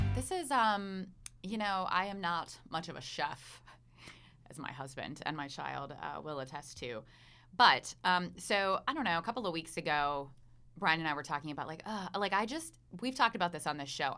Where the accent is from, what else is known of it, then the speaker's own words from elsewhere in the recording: Pennsylvania, United States; now in Asheville, United States; I'm from Pennsylvania